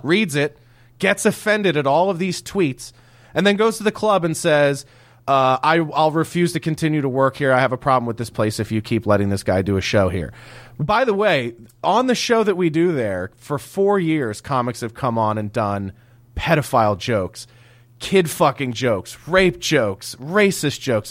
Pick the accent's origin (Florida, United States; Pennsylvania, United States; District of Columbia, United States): Pennsylvania, United States; Philadelphia; I grew up in Philadelphia